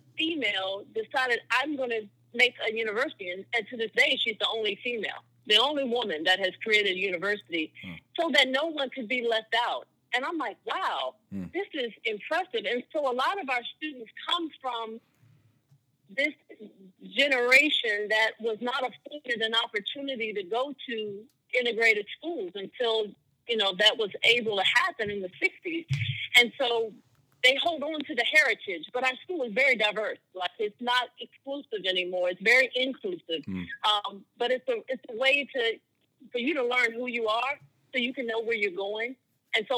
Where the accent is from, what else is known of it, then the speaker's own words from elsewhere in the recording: Maryland, United States; moved away as an adult; now in Florida, United States; I'm from Maryland.